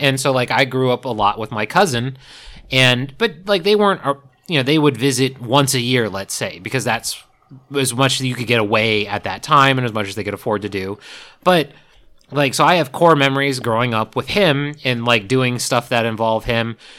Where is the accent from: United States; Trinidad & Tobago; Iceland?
United States; East Coast; I grew up on the East Coast